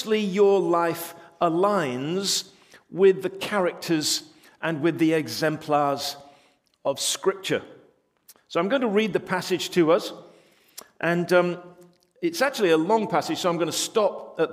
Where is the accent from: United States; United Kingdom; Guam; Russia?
United Kingdom; England; We're English